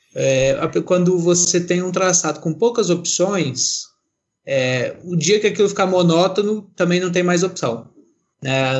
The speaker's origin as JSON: {"language": "Portuguese", "region": "Minas Gerais", "country": "Brazil", "said": "Eu sou de Minas"}